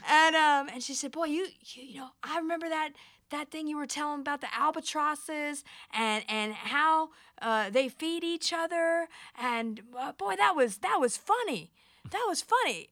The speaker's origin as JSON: {"language": "English", "country": "United States", "said": "I'm American"}